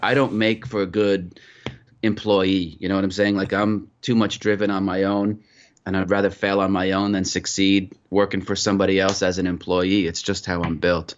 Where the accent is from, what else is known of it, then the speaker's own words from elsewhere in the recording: Putnam County, New York, United States; moved away; also born or lived in Mumbai / United Kingdom; I grew up in Putnam County, New York, where you had four seasons